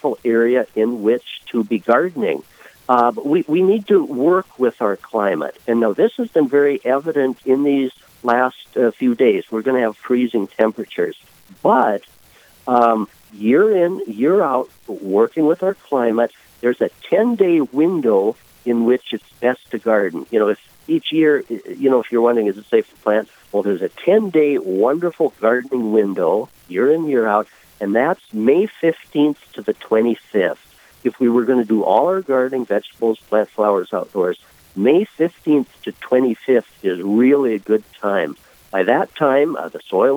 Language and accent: English; Lisbon, North Dakota, United States; I was born and raised in Lisbon, North Dakota, about 75 miles south and west of Fargo